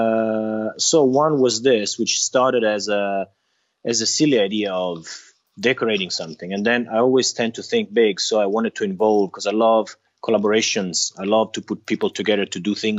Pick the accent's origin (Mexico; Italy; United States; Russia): Italy; I'm from Italy